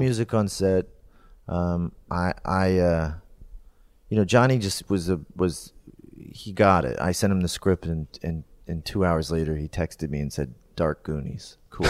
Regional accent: Canada; as a kid growing up in Canada

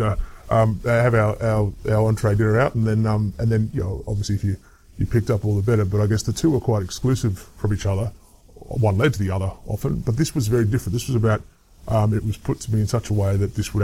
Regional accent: Adelaide, South Australia, Australia; I grew up in Adelaide

